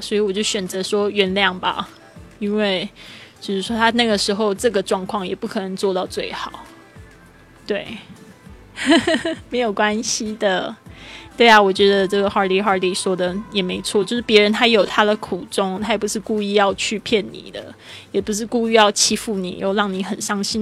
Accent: Kaohsiung, Taiwan; 我现在人是在高雄，高雄是我的出生地，然后我爸爸也在这边，我爸爸姐姐还有我的侄子都在这边

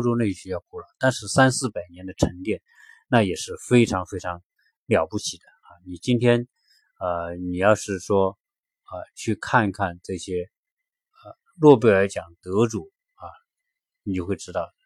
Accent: China; 我们是中国人

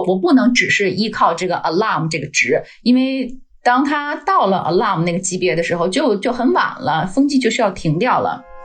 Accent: Beijing, China; accent: Beijing; moved away as an adult; now in Denmark; 我是北京人，呃，老北京。呃，而且我是在嗯。天坛周围长大的孩子，嗯，呃，小时候离的天堂就步行可能也就十分钟吧，嗯啊。所以对天堂有很嗯。很深的感情。 然后我是二零零六年来到丹麦

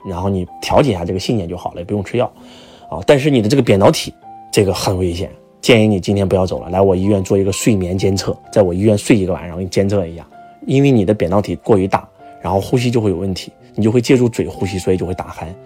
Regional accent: Henan, China; accent: Henan dialect; 我们河南话把它叫马吉利尔

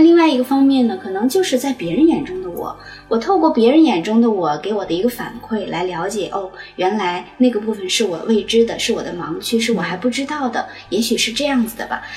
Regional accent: China; 在我们中国人

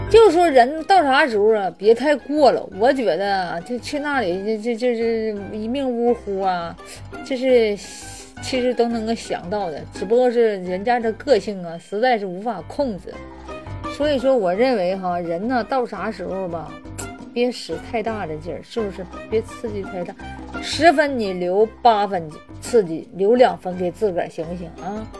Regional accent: China; 咱们中国人毕竟比较内敛，比较保守

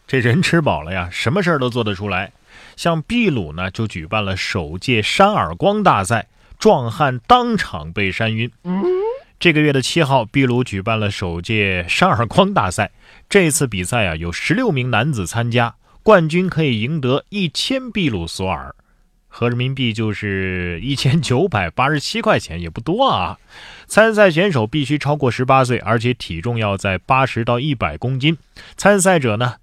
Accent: Shandong, China; 我们山东人还开挖掘机上学呢

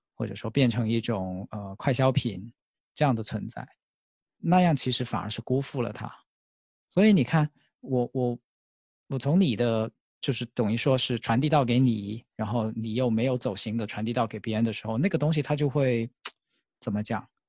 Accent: Foshan, Guangdong, China; 因为我来自佛山嘛

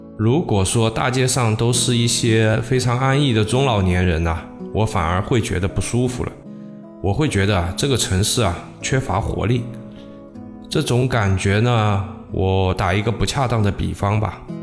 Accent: southern China, China; also born or lived in Shanghai; 作为一个南方人啊， 特别是在上海生活了很久的一个南方人

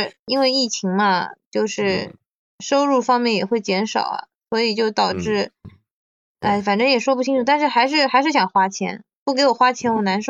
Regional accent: Shanghai, China; 作为上海人，

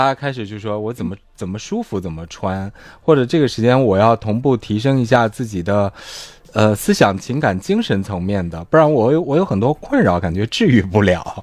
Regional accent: China; 我作为一个中国人

